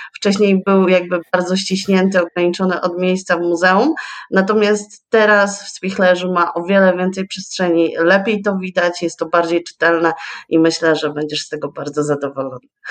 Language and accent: Polish; Rowy, Pomeranian Voivodeship, Poland; also born or lived in Słupsk; urodziłam się i wychowałam w Rowach, E, to jest niedaleko Ustki, miejscowość